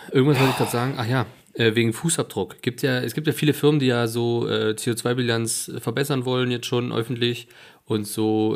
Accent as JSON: {"language": "German", "country": "Germany", "said": "hier natürlich bei uns in Sachsen und Thüringen"}